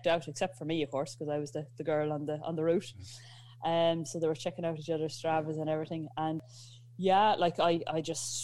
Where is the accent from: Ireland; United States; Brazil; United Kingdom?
Ireland; Ballina, Connacht; I'm actually living along the Wild Atlantic Way. It's where I grew up in Ballinan, County Mayo